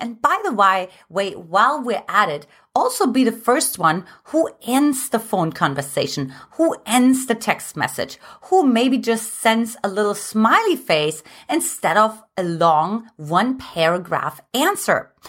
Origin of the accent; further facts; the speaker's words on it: Germany; moved away; I'm from Germany